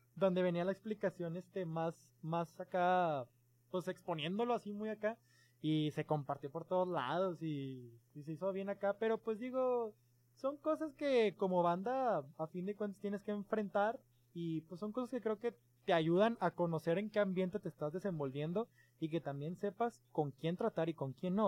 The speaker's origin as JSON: {"language": "Spanish", "country": "Mexico", "said": "desde México, pues somos mexicanos"}